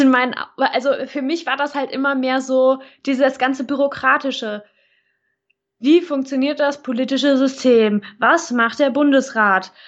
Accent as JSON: {"language": "German", "area": "near Cologne", "region": "North Rhine-Westphalia", "country": "Germany", "said": "ich komme ja aus der Nähe von Köln"}